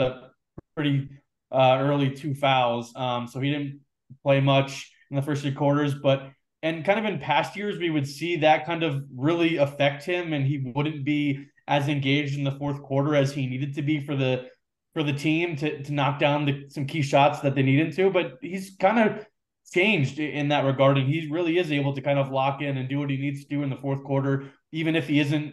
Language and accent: English; East Coast, United States; moved away as an adult; now in Denver, United States; growing up on the East Coast